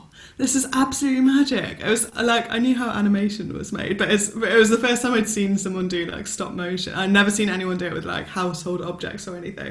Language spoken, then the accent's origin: English; Cardiff, Wales, United Kingdom; so where are you from? And I said Cardiff